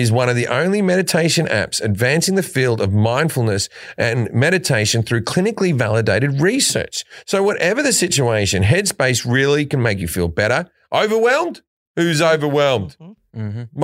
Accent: Australia; being Australian.

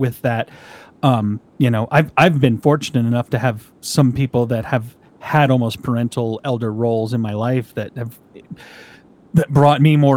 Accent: United States; I'm an American

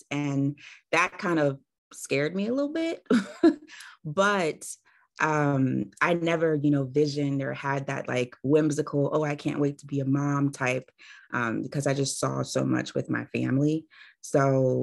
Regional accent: Maryland, United States; I am from Maryland. I'm born and raised

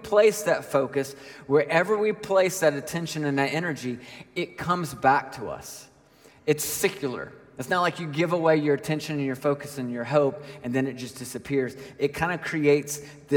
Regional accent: Nashville, Tennessee, United States; I grew up in Nashville

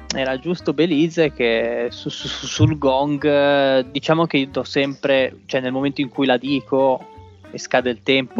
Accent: La Spezia, Liguria, Italy

